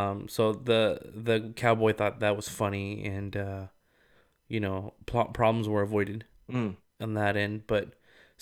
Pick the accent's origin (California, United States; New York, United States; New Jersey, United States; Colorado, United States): California, United States; Rialto; Like, this is how I grew up. This is how mm-hmm. we say it. Like, you know, I'm from Rialto.